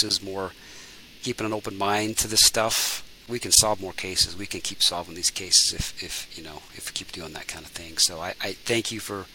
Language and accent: English; United States; as American citizens